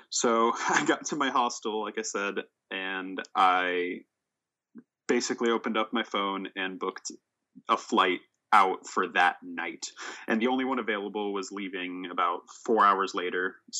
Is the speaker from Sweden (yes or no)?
yes; Sweden; born there; I was born in Sweden for a background there.